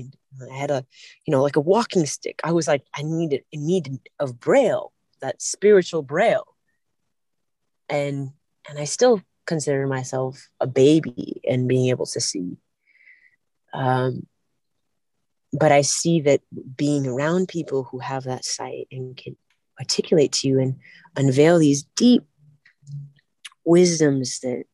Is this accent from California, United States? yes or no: yes; California, United States; I'm from California